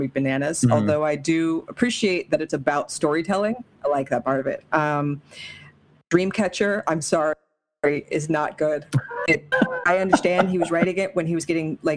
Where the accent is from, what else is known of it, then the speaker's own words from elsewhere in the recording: Nevada, United States; I am from Nevada